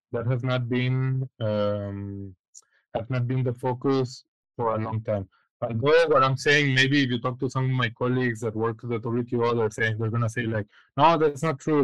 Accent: Guadalajara, Jalisco, Mexico; moved away as an adult; also born or lived in Spain / United States; now in Switzerland; I am originally from from Guadalajara, Guadalajara, Jalisco. I was born there and pretty much lived my whole life there.

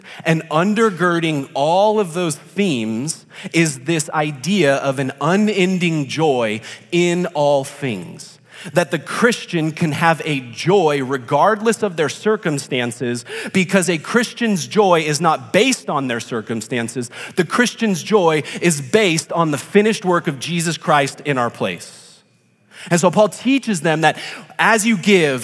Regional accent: Rancho Cucamonga, California, United States; I am from Rancho Cucamonga, which is located in Southern California

